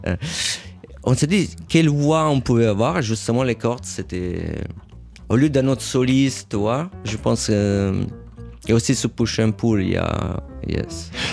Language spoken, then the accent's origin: French; Rome, Lazio, Italy; French is a second language; moved away; also born or lived in Paris / New York; J'ai grandi à Rome